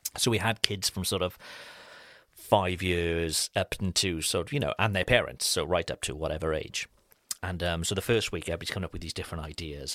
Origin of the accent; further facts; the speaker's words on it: Cardiff, Wales, United Kingdom; moved away; back in my hometown